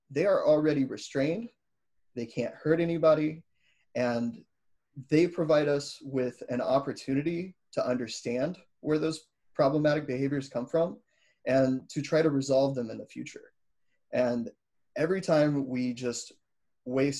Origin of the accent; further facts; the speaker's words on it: Missouri, United States; I grew up in Missouri